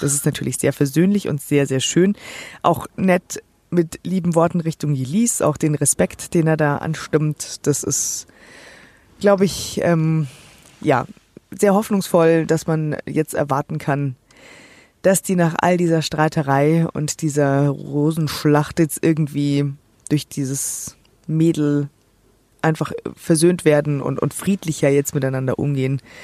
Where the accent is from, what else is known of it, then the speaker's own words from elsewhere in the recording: Germany; für mich als Deutsche